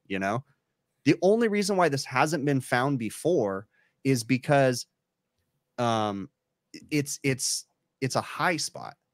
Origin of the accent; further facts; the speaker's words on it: California, United States; I'm from California